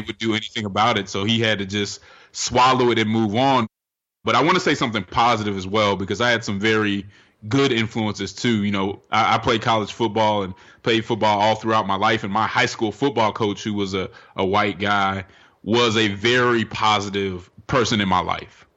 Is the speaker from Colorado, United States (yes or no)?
yes; Denver, Colorado, United States; now in Atlanta, United States; I'm from Denver, Colorado